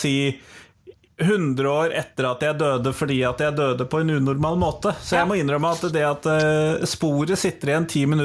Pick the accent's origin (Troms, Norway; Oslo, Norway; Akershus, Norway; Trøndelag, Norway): Akershus, Norway; Drøbak; jo fra Drøbak